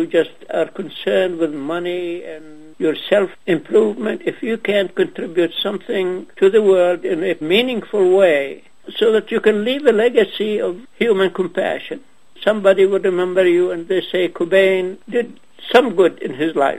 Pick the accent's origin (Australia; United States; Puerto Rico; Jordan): Jordan; Ajloun, Ajloun Governorate; moved away; also born or lived in Nazareth / Ramallah; I was born in Ajloun, which is now in Jordan